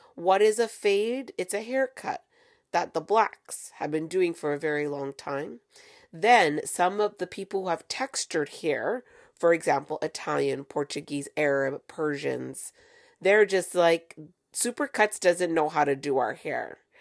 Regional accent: Canada; I'm from Canada

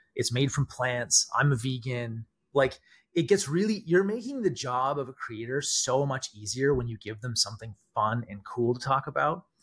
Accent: Canada; I'm Canadian

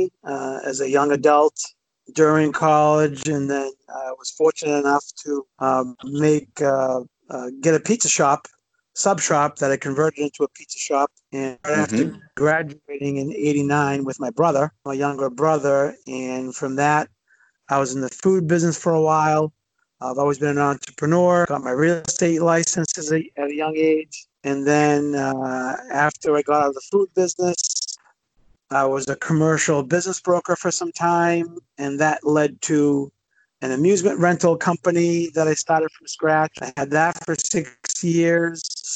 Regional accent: Medford, Massachusetts, United States; Born and raised in Medford. The rest of my family is still there

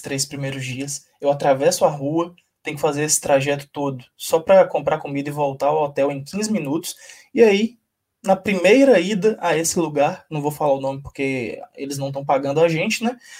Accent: Brumado, Bahia, Brazil; moved away; also born or lived in Belo Horizonte; Brumado, que é a cidade de onde eu venho

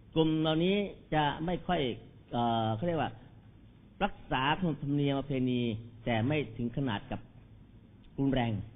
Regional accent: Bangkok, Thailand; ผมเป็นคนพื้นฐานคนกรุงเทพโดยกำเนิดบ้านอยู่แถวถนนคลองตันแล้วก็สวนหลวงอ่อนนุช

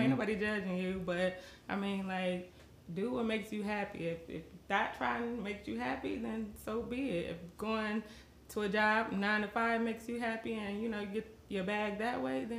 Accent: California, United States; moved away as an adult; also born or lived in Las Vegas; originally I'm from California. I lived there 23 years. And then I moved to Vegas for a couple years.

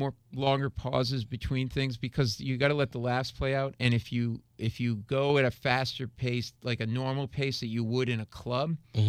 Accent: Rhode Island, United States; now in New York, United States; I grew up in New England and Rhode Island.

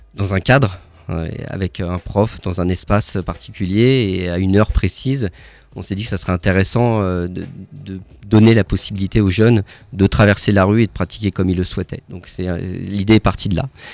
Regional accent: Paris, Île-de-France, France; now in Strasbourg, France; je suis pas né à Strasbourg, je suis né à Paris

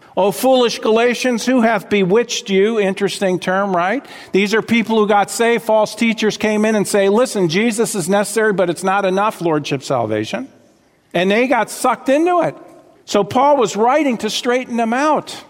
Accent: South Florida, United States; I grew up in South Florida.

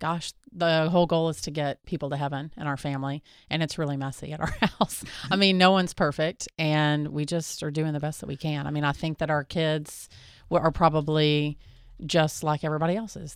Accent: Texas, United States; we're from Texas

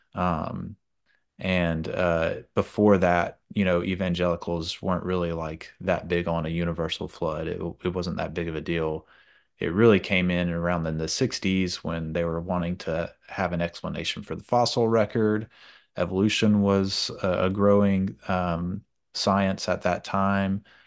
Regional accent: Georgia, United States; moved away as an adult; now in Louisiana, United States; I'm originally from Georgia. I've been, I've been here for ten years now.

